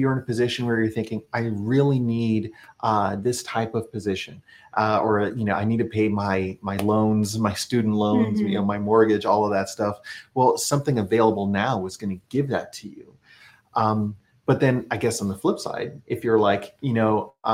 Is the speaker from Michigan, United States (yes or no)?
no; Texas, United States; moved away as an adult; now in Washington, D.C. area, United States; we're originally from Texas